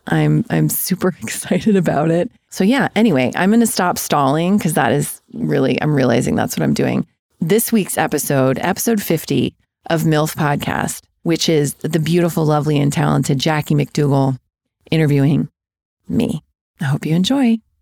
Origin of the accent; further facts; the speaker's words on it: Denver, Colorado, United States; also born or lived in Castle Rock, Colorado; I was born and raised in Denver, Colorado, in a suburb. Um, I lived the first nine years of my life in Castle Rock, which is south of Denver